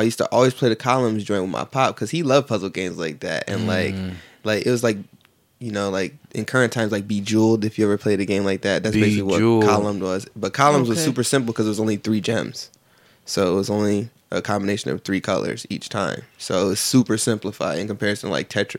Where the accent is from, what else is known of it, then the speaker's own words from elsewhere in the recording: Buffalo, New York, United States; also born or lived in Niagara Falls, New York; I grew up in Buffalo all the way up until like 2005, 2000, beginning of 2006, where I finished out my high school career essentially at Niagara Falls High School